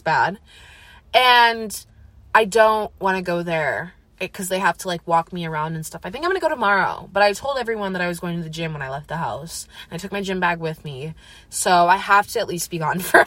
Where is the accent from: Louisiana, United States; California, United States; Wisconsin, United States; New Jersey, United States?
Wisconsin, United States; Eau Claire; also born or lived in Madison, Wisconsin / Menomonie, Wisconsin; I'm also from Eau Claire, Wisconsin. I've lived there most of my life. I was born in Madison, Wisconsin, lived there for 5 years, but truly an Eau Claire native.